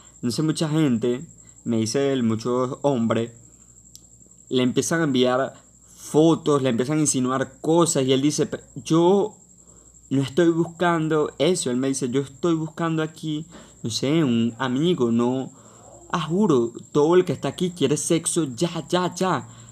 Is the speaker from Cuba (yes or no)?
no; Venezuela; en mi país, en Venezuela